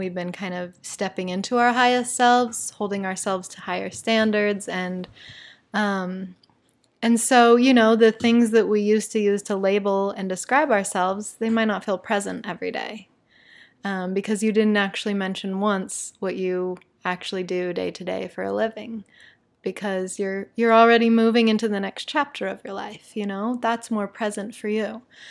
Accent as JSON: {"language": "English", "town": "Salt Lake City", "region": "Utah", "country": "United States", "tie": "born or raised there", "said": "and I grew up on the East Bench of Salt Lake City."}